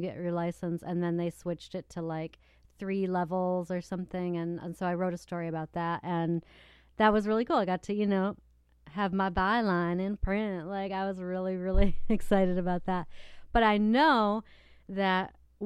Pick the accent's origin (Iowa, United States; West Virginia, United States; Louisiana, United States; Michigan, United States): Michigan, United States; Battle Creek; the Battle Creek Inquirer, which is my hometown newspaper